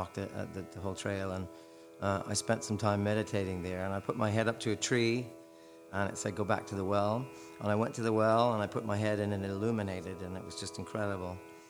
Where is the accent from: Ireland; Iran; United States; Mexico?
Ireland; Here I am, an Irish guy